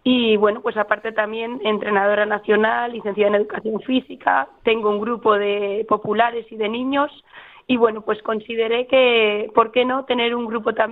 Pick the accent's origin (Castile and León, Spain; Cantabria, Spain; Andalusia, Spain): Castile and León, Spain; Soria; soy de Soria, sí. Tengo, mi padre desestado de ese estado, de un pueblo de Bilbao, pero yo soy